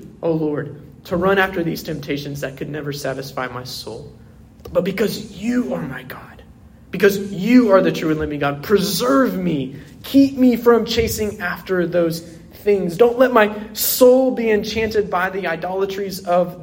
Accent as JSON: {"language": "English", "town": "Oklahoma City", "region": "Oklahoma", "country": "United States", "tie": "born or raised there", "said": "I grew up in South Oklahoma City"}